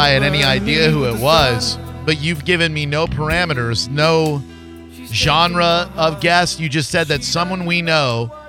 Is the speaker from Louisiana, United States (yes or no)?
no; Orlando, Florida, United States; I'm from Orlando